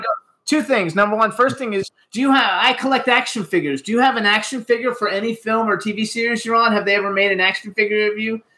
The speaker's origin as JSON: {"language": "English", "town": "West Palm Beach", "region": "Florida", "country": "United States", "also_born_or_lived": "Doylestown, Pennsylvania", "moved": "yes", "said": "I'm from South yeah. Florida, uh, and so from West Palm Beach"}